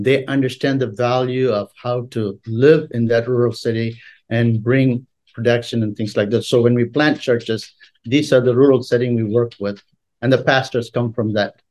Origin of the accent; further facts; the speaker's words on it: India; moved away; also born or lived in Wyoming / Madagascar; I was born and raised in India